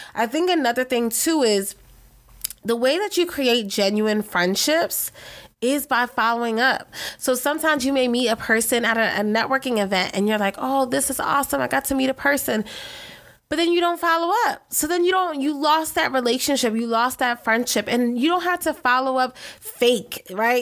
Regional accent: Philadelphia, Pennsylvania, United States; I'm originally from Philadelphia

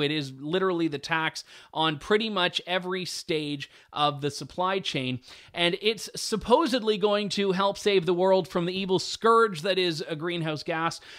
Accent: Canada; as a Canadian

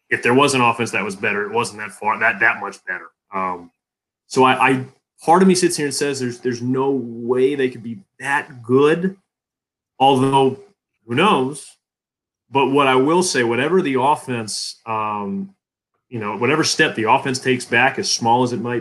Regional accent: Atlanta, Georgia, United States; I'm born and raised in Atlanta

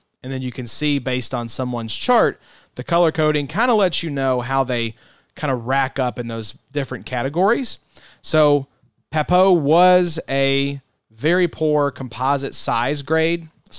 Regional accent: Kentucky, United States; We're from Kentucky.

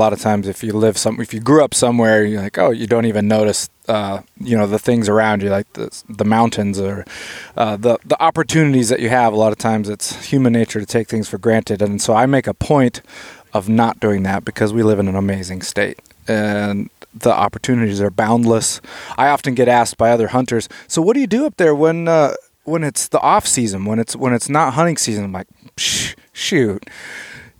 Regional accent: Palmer, Alaska, United States; I grew up in Palmer, Alaska

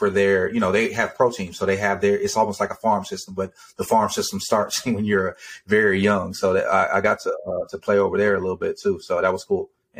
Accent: Georgia, United States; born there; also born or lived in Texas / Germany; I was born in Georgia, moved to Texas, and then I lived in Germany for almost five years.

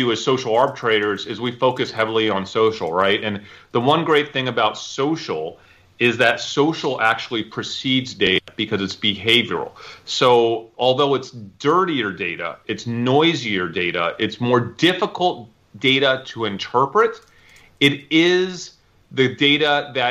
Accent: New York, United States; now in Texas, United States; I'm from New York, so I have a lot of family and friends in New York

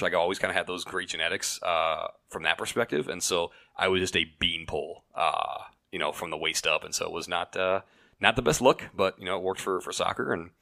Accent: Fairfax, Virginia, United States; also born or lived in Cedar Rapids, Iowa / Chicagoland area; now in Chicago area, United States; I was born right outside of Washington D.C. Fairfax, Virginia is where I grew up

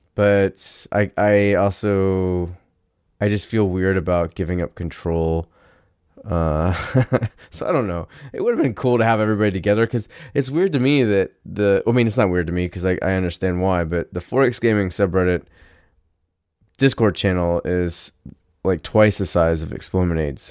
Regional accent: United States; I'm American

